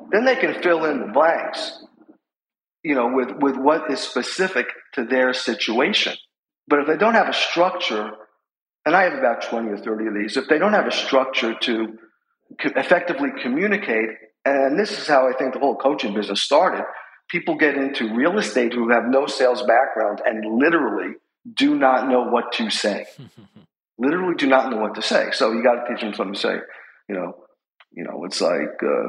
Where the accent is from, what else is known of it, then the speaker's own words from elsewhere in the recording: New York City, New York, United States; moved away as an adult; now in Manhattan Beach, United States; As you can tell from my accent, I'm from New York City